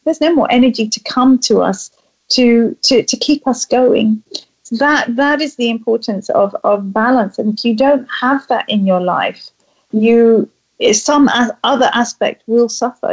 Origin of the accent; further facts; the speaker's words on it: England, United Kingdom; being a Brit